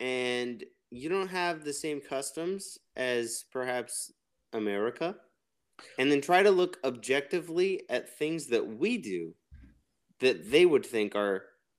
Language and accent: English; Missouri, United States; I'm from Missouri